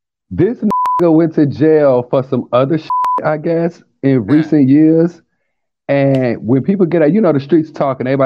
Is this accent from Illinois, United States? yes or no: yes; Chicago, Illinois, United States; moved away; also born or lived in Alabama; I'm originally from Chicago. I grew up and was raised in Chicago